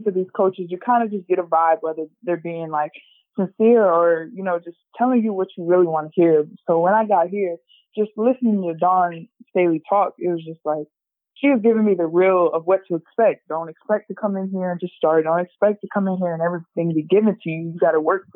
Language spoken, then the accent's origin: English; Rock Island, Illinois, United States; now in South Carolina, United States; I am from Rock Island, Illinois